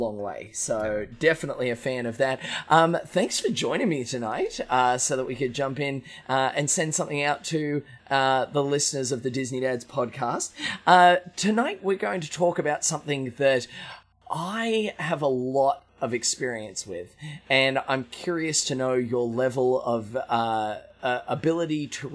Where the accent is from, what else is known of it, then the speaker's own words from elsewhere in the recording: Australia; now in Florida, United States; I'm Aussie